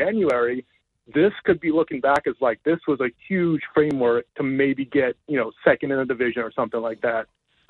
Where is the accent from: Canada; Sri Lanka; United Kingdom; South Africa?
Canada; it's never too early to scoreboard watch as a Canadian hockey fan, right?